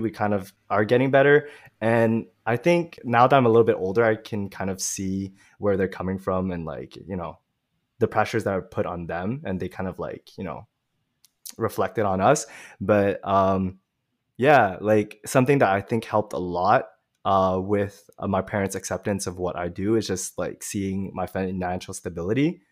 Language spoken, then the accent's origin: English; Montreal, Quebec, Canada; I'm really from Montreal, but my parents are from Vietnam.